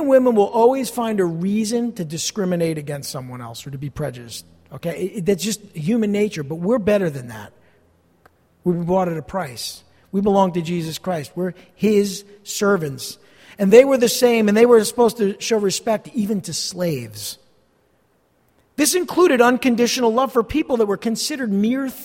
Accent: East Rutherford, New Jersey, United States; also born or lived in Montclair, New Jersey; I grew up here in East Rutherford, not far from here, a couple miles away

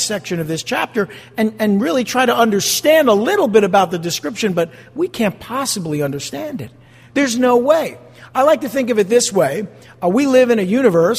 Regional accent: New Jersey, United States; I'm from Jersey

